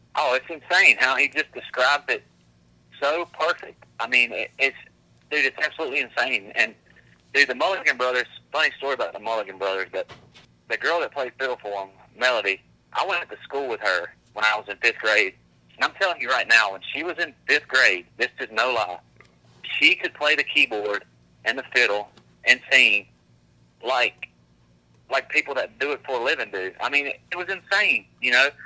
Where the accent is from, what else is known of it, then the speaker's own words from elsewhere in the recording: Grand Bay, Alabama, United States; we we're from Grand Bay, dude. You know, I grew up at the end of a dirt road.